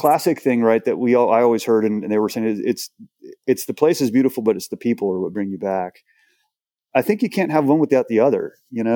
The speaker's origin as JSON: {"language": "English", "town": "Houston", "region": "Texas", "country": "United States", "moved": "yes", "said": "I'm from Houston."}